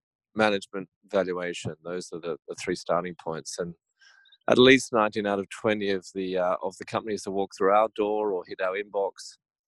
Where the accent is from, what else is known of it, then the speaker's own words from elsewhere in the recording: Australia; it probably is a bit of Aussie prejudice